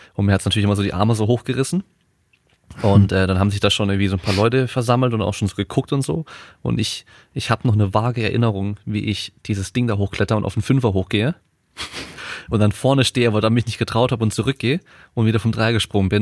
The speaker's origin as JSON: {"language": "German", "town": "Freiburg", "region": "Baden-Württemberg", "country": "Germany", "moved": "yes", "said": "ich komme ursprünglich aus Freiburg"}